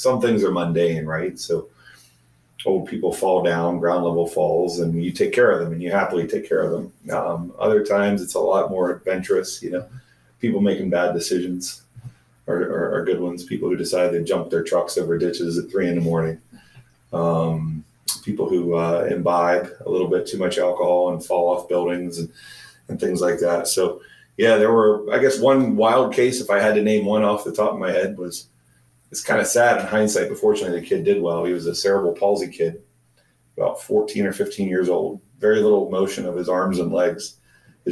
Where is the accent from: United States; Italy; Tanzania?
United States; near Glendale, Pennsylvania; I grew up here locally near Glendale, went to Penn State undergraduate